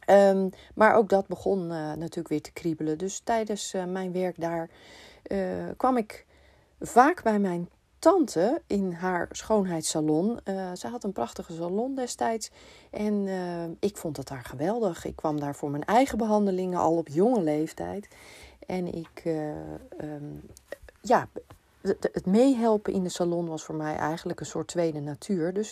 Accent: Amsterdam, North Holland, Netherlands; also born or lived in Purmerend; Eh, ik ben eh, geboren in Purmerend en ik ben op mijn vijfde naar Amsterdam verhuisd

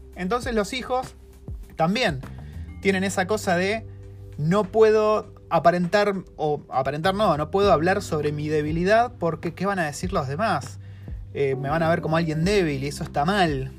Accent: Argentina; now in New Zealand; en Argentina tenemos un amor desmedido por el psicoanálisis

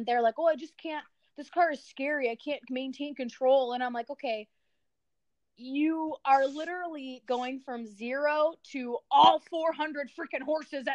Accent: near Illinois, Midwest, United States; I grew up in the Midwest, near Illinois

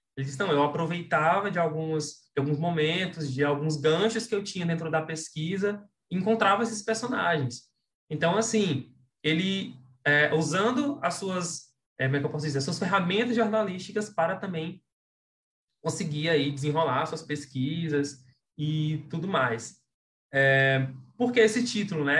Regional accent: Imperatriz, Maranhão, Brazil; now in João Lisboa, Brazil; eu nasci em Imperatriz, mas eu moro em João Lisboa, que é uma cidade muito, muito próxima, assim, 9 quilômetros de distância.

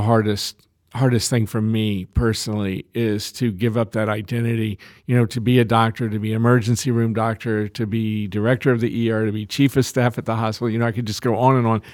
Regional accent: Lexington, United States; my hometown of, of Lexington

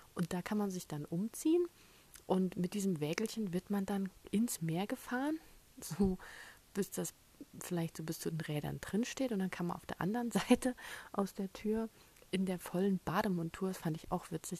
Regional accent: Germany; als Deutsche

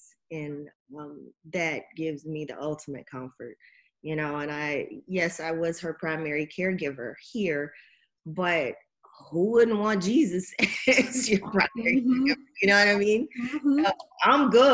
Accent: Alabama, United States; I'm from Alabama, Roll Tide. I love football. I grew up around it.

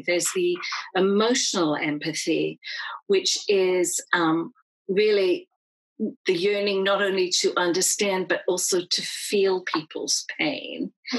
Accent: United Kingdom; And so being of Irish heritage, I grew up in a time when pubs and restaurants in the UK would still have signs up that said no blacks, no Irish.

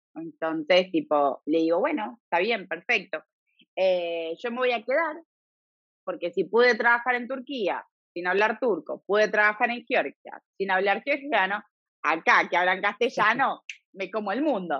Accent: Buenos Aires, Argentina; moved away as an adult; also born or lived in Italy; now in Galicia, Spain; yo me crié 30 años en Argentina

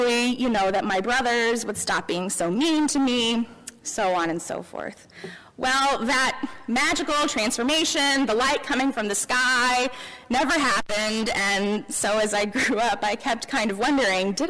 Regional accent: Memphis, Tennessee, United States; now in Elizabethtown, United States; I grew up in Memphis, as you may know, in the heart of the Bible Belt

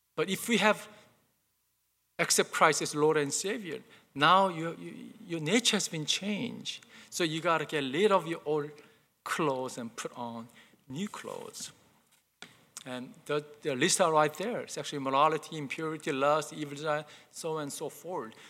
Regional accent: South Korea; moved away; I remember growing up, growing up in Korea, uh, my mom used to buy me brand new clothes

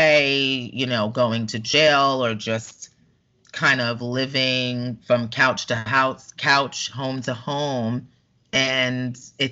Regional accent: New York, United States; moved away as an adult; now in Orlando, United States; I grew up in New York

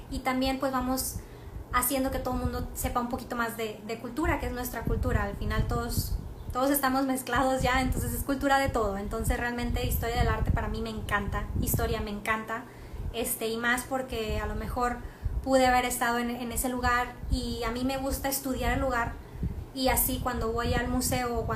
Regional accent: France; ve a otra ciudad de Francia para que veas realmente cómo somos los franceses. Y son como latinos, la verdad.

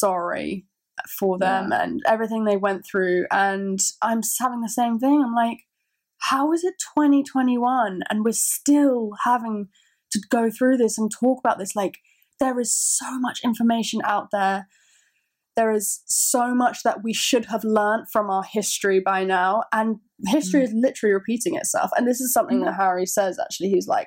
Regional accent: United Kingdom; I love so much about being from the UK

